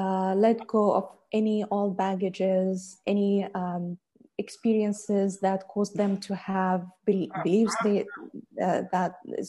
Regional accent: United Arab Emirates; I was born and raised in UAE, studied even here in UAE

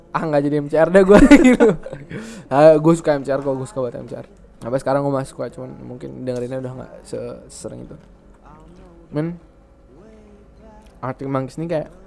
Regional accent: Indonesia; born there; also born or lived in United States; gue lahir di Indo nih cuman gue ngerasa besar di Amerika

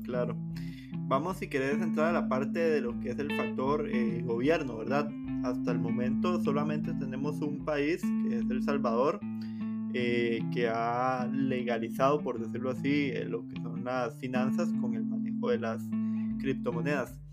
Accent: Costa Rica; como costarricenses

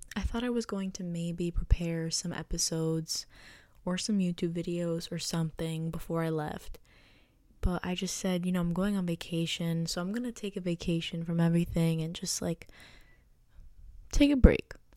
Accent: United States; I was born in the United States

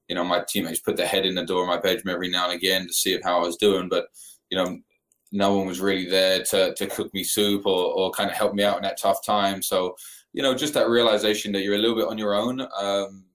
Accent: United Kingdom; moved away as an adult; also born or lived in Mississippi State / Memphis, Tennessee / Florida; now in Tallahassee, United States; I grew up in London, England, just outside of London

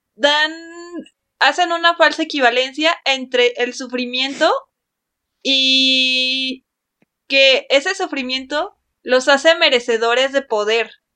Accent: Mexico; nuestra sociedad mexicana

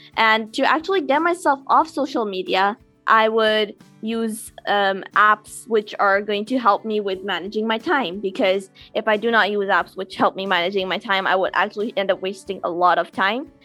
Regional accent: Karachi, Sindh, Pakistan; I'm from Karachi, Pakistan

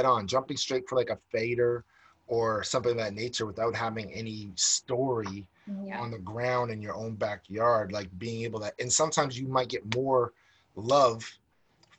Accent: United States; now in Canada; I'm American

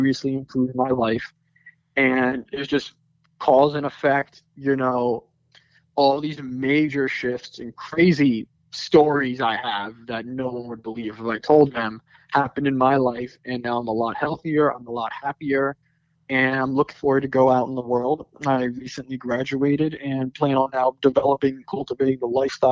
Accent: Sicklerville, New Jersey, United States; moved away as an adult; I was born in Sicklerville, New Jersey. I went to the same school from pre-K to eighth grade

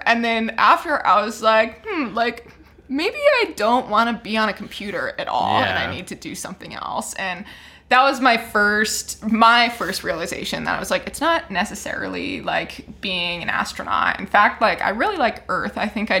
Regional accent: Hawaii, United States; born or raised there

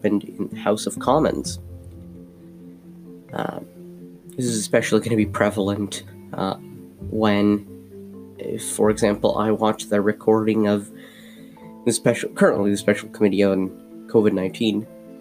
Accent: Ottawa, Ontario, Canada; also born or lived in Amman, Jordan / Iraq (parents); I moved to Canada when I was 8

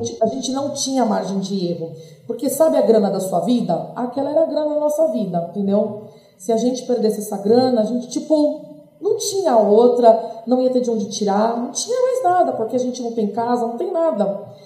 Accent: São Paulo, Brazil; sou de São Paulo, tenho 35 anos

